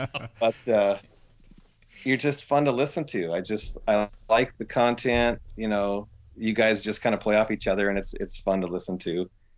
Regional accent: Port Townsend, Washington, United States; Port Townsend.

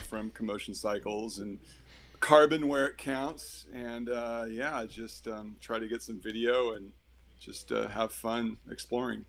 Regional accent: Eugene, Oregon, United States; I grew up in Eugene

